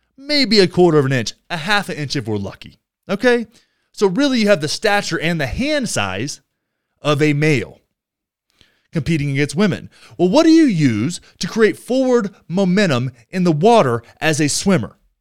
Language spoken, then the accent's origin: English; rural Texas, United States; my hometown, which is in the middle of rural Texas